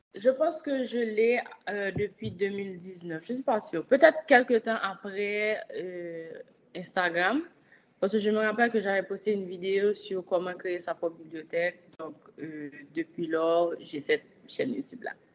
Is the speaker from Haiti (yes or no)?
yes; Haiti; je suis une haïtienne, je vis en Haïti